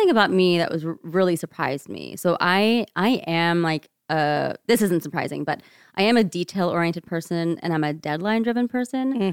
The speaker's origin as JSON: {"language": "English", "region": "rural Ohio", "country": "United States", "tie": "born or raised there", "moved": "as an adult", "lives_now": "Seattle, United States", "said": "I grew up in rural Ohio, child, daughter of, um, Indian immigrants. Um, spent my entire eighteen years growing up there in one place."}